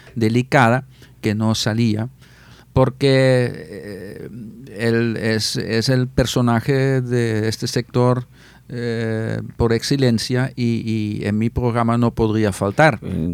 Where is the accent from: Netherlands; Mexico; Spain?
Netherlands; Spanish is a second language; moved away as an adult; Yo fui mm. ordenado sacerdote en el 86 en Holanda, en mi parroquia, la parroquia de mi pueblo